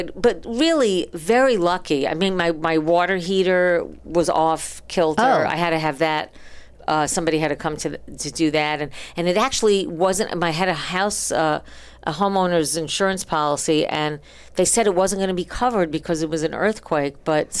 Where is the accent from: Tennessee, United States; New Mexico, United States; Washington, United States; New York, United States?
New York, United States; now in Santa Monica, United States; I am from